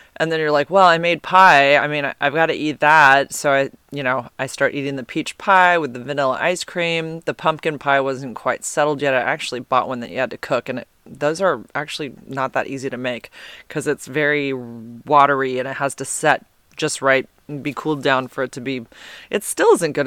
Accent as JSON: {"language": "English", "town": "San Carlos", "region": "California", "country": "United States", "tie": "born or raised there", "lives_now": "Santa Cruz area, United States", "said": "I grew up in near Redwood City, San Carlos, which is basically halfway between San Jose and San Francisco"}